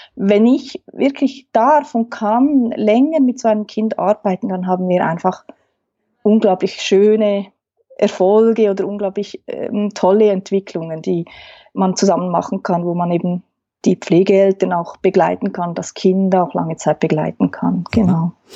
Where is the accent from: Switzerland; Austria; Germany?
Switzerland; accent: Swiss German; first language Swiss German; German is a second language; Man hört es vielleicht am Dialekt. Ich ähm, spreche Schweizerdeutsch, Hochdeutsch